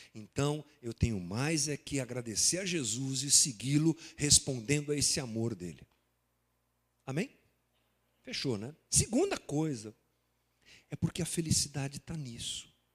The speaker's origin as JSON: {"language": "Portuguese", "town": "Guarulhos", "region": "São Paulo", "country": "Brazil", "said": "como brasileiros, como guarulhenses, como nascidos aqui no século 21"}